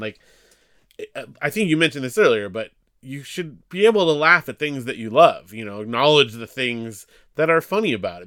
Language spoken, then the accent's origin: English; Big Bear, California, United States; Big Bear, California, small mountain town